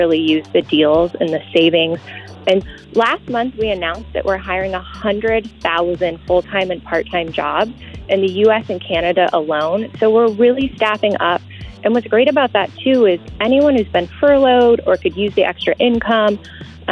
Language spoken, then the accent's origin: English; Pennsylvania, United States; I'm from Pennsylvania